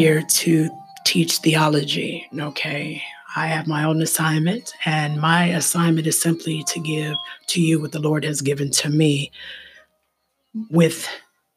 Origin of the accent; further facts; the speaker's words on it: Ohio, United States; I'm from Ohio